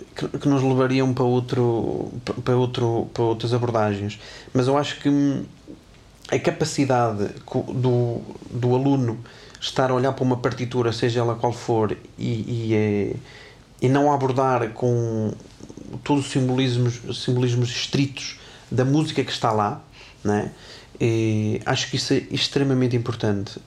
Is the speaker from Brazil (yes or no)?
no; Tarouca, Norte, Portugal; moved away; also born or lived in Porto; eu sou de Tarouca, Conselho do Distrito de Viseu, onde eu, nos primeiros anos em que estudei numa academia, eu nem professor de clarinete tinha